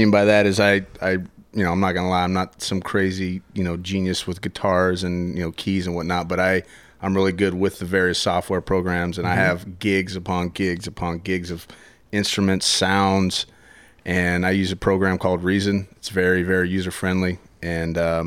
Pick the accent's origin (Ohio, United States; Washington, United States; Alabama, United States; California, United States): Washington, United States; Tri-Cities; also born or lived in Portland; now in Tacoma, United States; I'm actually originally from Tri-Cities. I wasn't born there, born in Portland, grew up in Tri-Cities